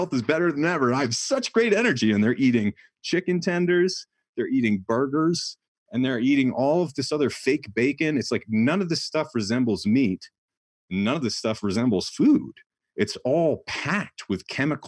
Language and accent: English; New Hampshire, United States; moved away; I grew up in New Hampshire where like we couldn't leave for 10 days sometimes.